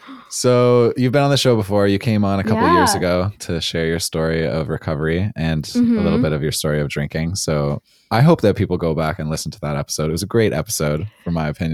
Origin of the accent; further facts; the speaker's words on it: Toronto, Ontario, Canada; Yeah, I'm from Toronto.